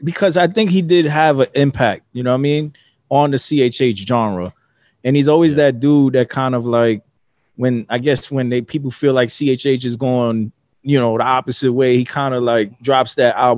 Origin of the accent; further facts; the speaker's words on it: New York City, New York, United States; I'm from the Bronx.